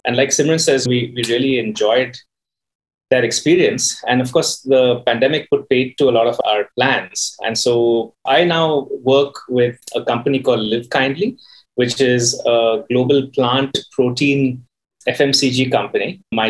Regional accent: Bangalore, Karnataka, India; I grew up in Bangalore and went around the block like most folks in Bangalore tend to do. And then decided that Bangalore was really the best place in the world to be in. So came back here.

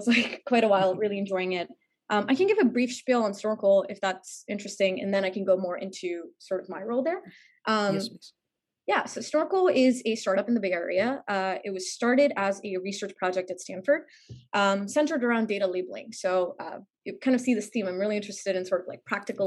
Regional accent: India; moved away as an adult; also born or lived in New York, United States; I'm originally from India. I was born and raised there.

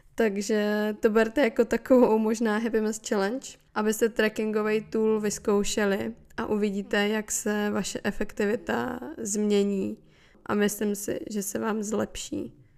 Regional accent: Moravia, Czechia; u nás na Moravě se říká

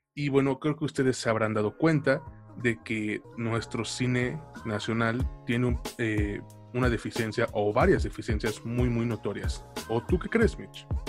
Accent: Mexico; a nosotros como mexicanos

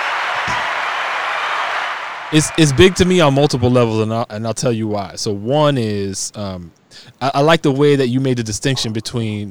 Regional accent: New York City, New York, United States; I'm from the Bronx

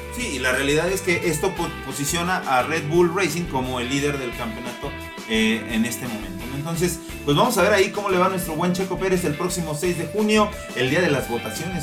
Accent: Mexico; para nosotros como mexicanos

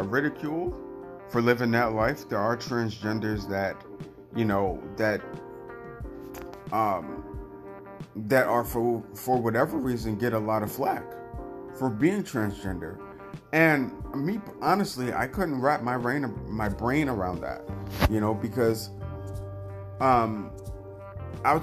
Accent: New York, United States; I'm from New York and I've always been around a melting pot of people

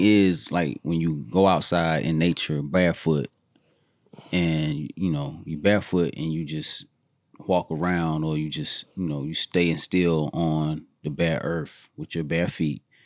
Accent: Georgia, United States; I grew up in Georgia

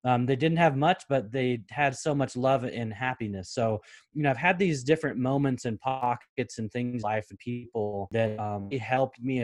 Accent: Portland, Oregon, United States; we're growing up in North Portland

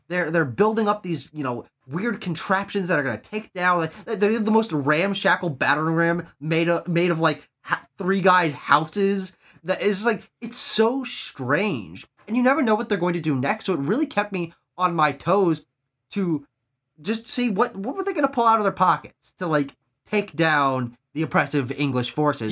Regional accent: United States

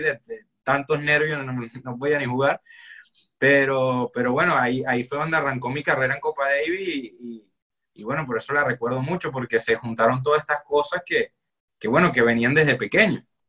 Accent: Barquisimeto, Lara, Venezuela; now in Hallandale, United States; yo nací en Barquisimeto y, actualmente me encuentro ubicado en Hallander, Florida

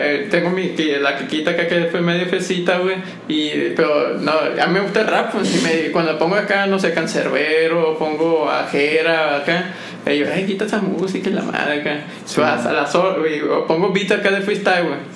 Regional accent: Mexico; más para uno como mexicano, como que, verga, güey, muy.

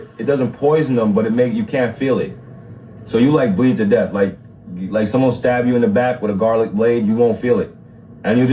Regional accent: Negril, Westmoreland, Jamaica; moved away; I'm from Negril.

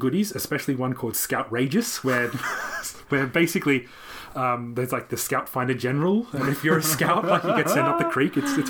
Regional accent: Canberra, Australian Capital Territory, Australia; moved away as an adult; also born or lived in Japan; when I came back to my hometown of Canberra

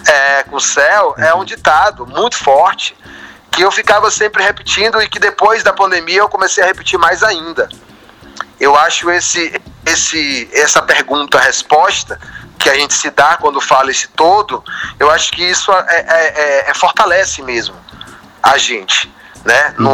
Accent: Feira de Santana, Bahia, Brazil; logo quando eu cheguei do Sertão, eu sou de Feira de Santana

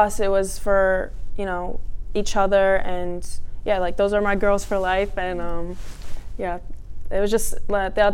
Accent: New Jersey, United States; now in Allentown, United States; I was born in Jersey

